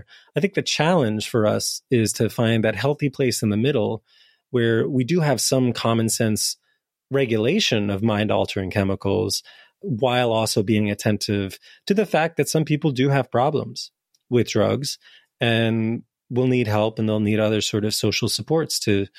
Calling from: Lisbon, Portugal; Well, I'm calling in from Portugal right now, in part because I'm interested in this question. So hello from Lisbon, where I'm really curious about decriminalization.

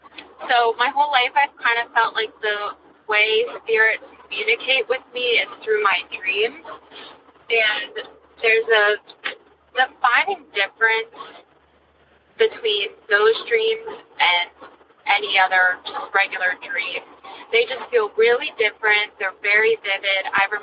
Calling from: New Hampshire, United States; I'm calling from New Hampshire.

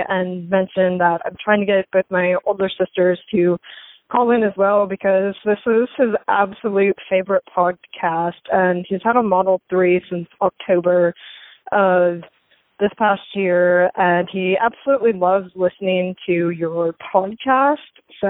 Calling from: Pike Road, Alabama, United States; calling back from Pike Road, Alabama.

